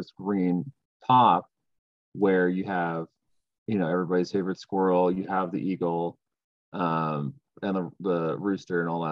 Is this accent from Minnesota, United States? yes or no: yes; Minnesota, United States; where I grew up in Minnesota